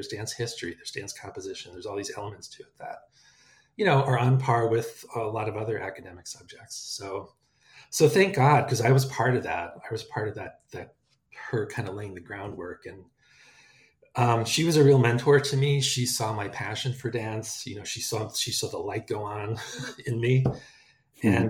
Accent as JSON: {"language": "English", "area": "Rockland County", "region": "upstate New York", "country": "United States", "tie": "born or raised there", "also_born_or_lived": "Pennsylvania / Minnesota", "moved": "as an adult", "said": "I grew up in New York, upstate New York, just north of New York City, in Rockland County."}